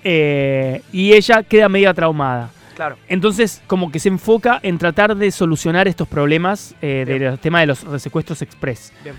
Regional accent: Córdoba, Argentina; yo soy de Córdoba

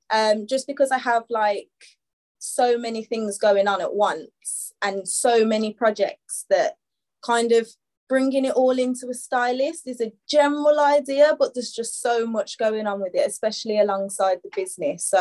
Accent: Birmingham, West Midlands, United Kingdom; moved away as an adult; also born or lived in London; now in Birmingham, United Kingdom; Um, I don't know if anyone can tell by the accent, um, but I'm from Birmingham, UK. I'm 27. Um, spent a little bit of time in London as well. Um, recently moved back

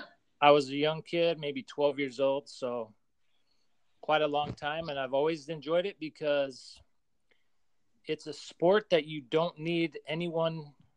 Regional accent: Salt Lake City, Utah, United States; moved away as an adult; also born or lived in Seattle; now in Austin, United States; I grew up in Salt Lake City in Utah, and I lived there for about 36 years.

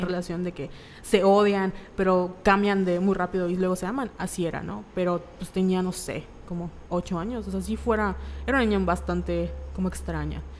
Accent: Mexico; la cultura como mexicana

